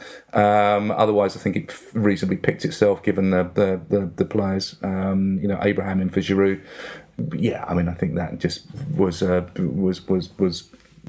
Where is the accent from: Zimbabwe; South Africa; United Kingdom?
United Kingdom; Barking, London; I'm an Essex boy at birth. And yeah, born in Barking, which is just down the road from the old Upton Park.